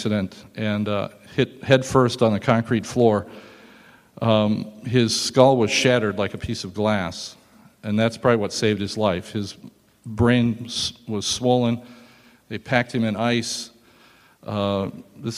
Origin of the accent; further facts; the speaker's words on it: Nebraska, United States; I started in Germany and I was born here in the United States